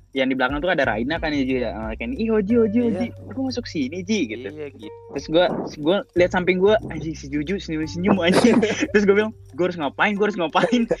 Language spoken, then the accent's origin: Indonesian; Palembang, South Sumatra, Indonesia; also born or lived in Bandung; dia dari Bekasi gua dari Palembang tapi gua lama di Bandung kan gua SMP di Bandung kita nyeritain latar belakang kita lah